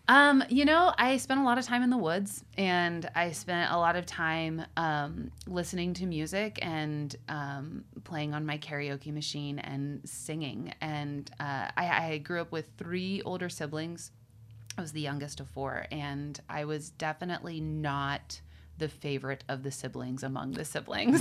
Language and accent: English; Western Pennsylvania, United States; I grew up in Western Pennsylvania